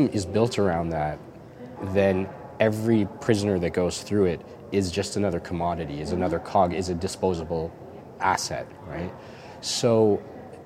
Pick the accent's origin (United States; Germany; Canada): Canada; being Canadian